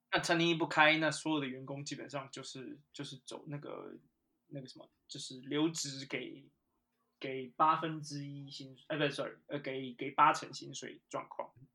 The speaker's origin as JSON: {"language": "Chinese", "country": "Taiwan", "tie": "born or raised there", "moved": "as an adult", "lives_now": "United Kingdom", "said": "因为我也是台湾人，我们土生土长的"}